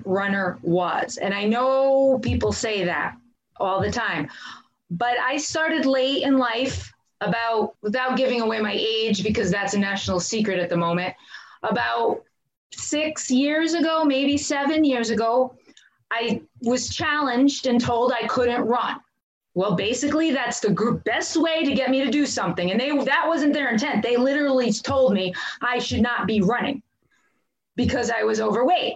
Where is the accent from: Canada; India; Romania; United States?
United States; Branford, Connecticut; also born or lived in Northford, Connecticut; I grew up in Branford, Connecticut.